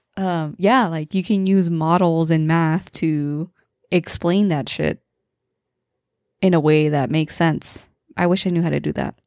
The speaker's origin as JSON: {"language": "English", "town": "Modesto", "region": "California", "country": "United States", "tie": "born or raised there", "said": "growing up in Modesto"}